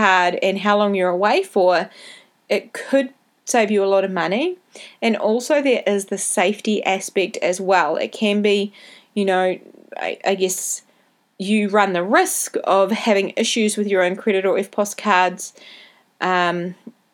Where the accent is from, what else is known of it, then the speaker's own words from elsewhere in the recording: New Zealand; accent: Kiwi; my Kiwi accent can be a bit hard to understand when I talk too fast